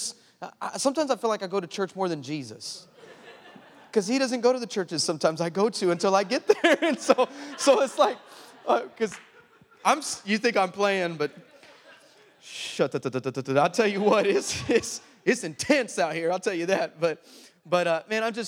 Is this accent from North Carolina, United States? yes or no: no; El Paso, Texas, United States; moved away; I'm originally from El Paso, Texas